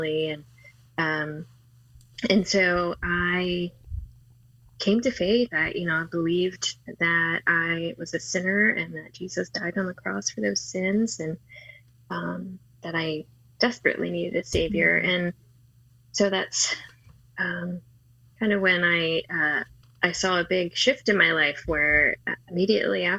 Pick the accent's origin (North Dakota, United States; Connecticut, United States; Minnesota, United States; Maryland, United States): Maryland, United States; D.C.; now in Atlanta, United States; I grew up in Maryland, outside of Washington, D.C.